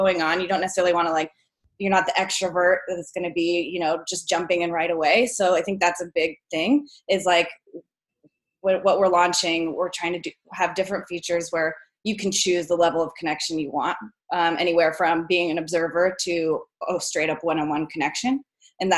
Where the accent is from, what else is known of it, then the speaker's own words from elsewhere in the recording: Portland, United States; I came back to my hometown, and I was in Portland for about a year